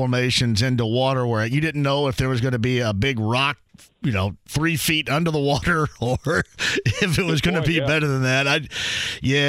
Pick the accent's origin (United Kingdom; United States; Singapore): United States; Owensburg, Indiana; Owensburg, Indiana is my hometown, and it has 250 people